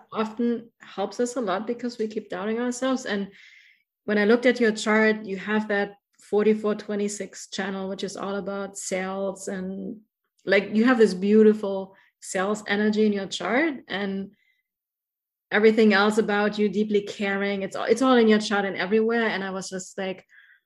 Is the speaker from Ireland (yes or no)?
no; Germany; accent: German; English is a second language; that's my German accent